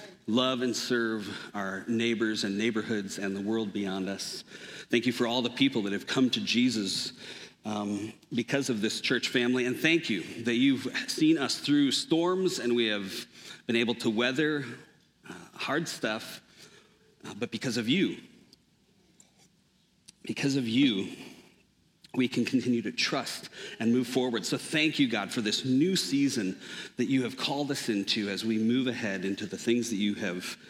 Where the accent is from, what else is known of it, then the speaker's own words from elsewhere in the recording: Minnesota, United States; moved away; I grew up in Minnesota and was there from the time I was born